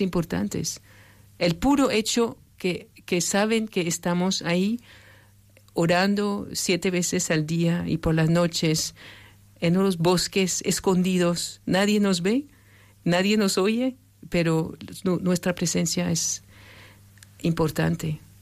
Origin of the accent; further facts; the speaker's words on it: France; moved away; yo soy francesa